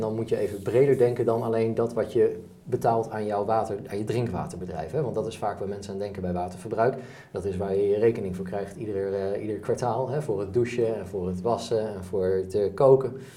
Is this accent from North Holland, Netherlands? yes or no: no; Enschede, Overijssel, Netherlands; we hebben gemiddeld als Nederlander en dus ook als Enschedeer